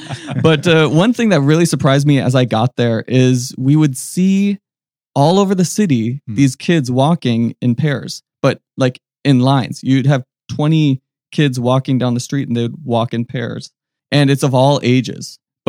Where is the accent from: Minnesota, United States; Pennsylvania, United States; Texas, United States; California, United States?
Minnesota, United States; Minneapolis; I grew up in the Minneapolis area.